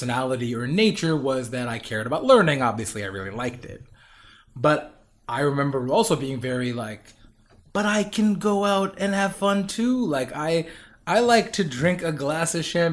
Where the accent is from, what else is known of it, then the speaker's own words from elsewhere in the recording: New York, United States; also born or lived in Tennessee / Pennsylvania; I was away from New York or Tennessee, which I was officially born in, but I was left when I was like one year old